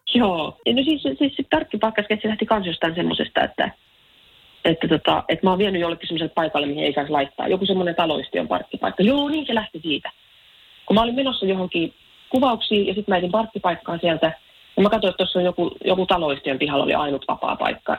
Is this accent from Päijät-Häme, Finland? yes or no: yes; Lahti, Päijät-Häme, Finland; mä Lahesta kotosin